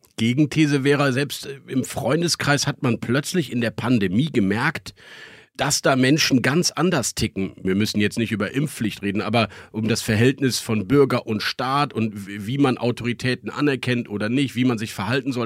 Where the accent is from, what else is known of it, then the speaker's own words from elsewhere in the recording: Bonn, North Rhine-Westphalia, Germany; Wir kommen beide aus dem Bonner Umfeld